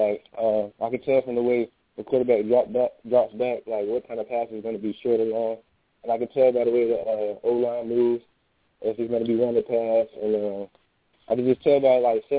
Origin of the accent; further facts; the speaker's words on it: Tallahassee, Florida, United States; I'm from Tallahassee